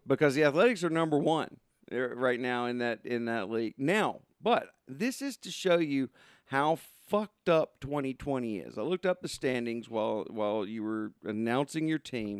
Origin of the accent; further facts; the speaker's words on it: Southern Arkansas, United States; I grew up in Southern Arkansas